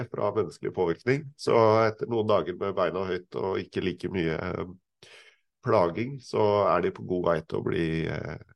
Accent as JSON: {"language": "Norwegian", "town": "Fagernes", "region": "Innlandet", "country": "Norway", "lives_now": "Sofiemyr, Norway", "said": "Jeg bor på Sofiemyr, like ved Kolbotn i Nordre Follo kommune. Opprinnelig er jeg fra Fagernes i Valdres."}